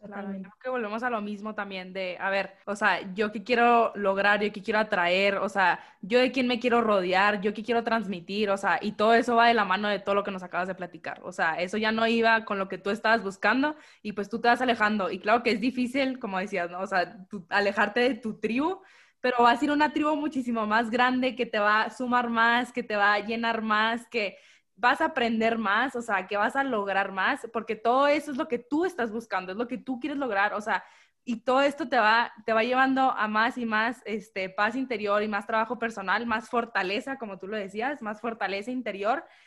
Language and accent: Spanish; Hermosillo, Sonora, Mexico; Orgullosamente sonorense